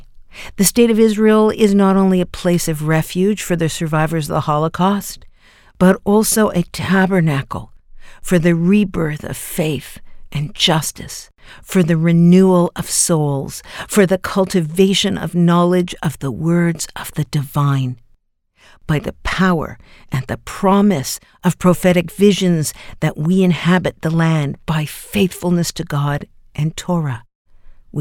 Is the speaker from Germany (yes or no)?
no; Toronto, Ontario, Canada; my hometown of Toronto